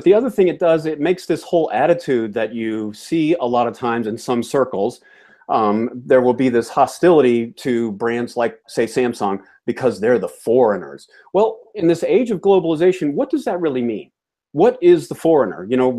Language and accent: English; Georgia, United States; now in New Hampshire, United States; By the way, I grew up in Georgia. So when I do things like buy American or die American, okay, I can do that. Okay, I'm a native Southerner, so it's not that I'm, you know, living up here in Yankee land now, which I am. I live in New Hampshire now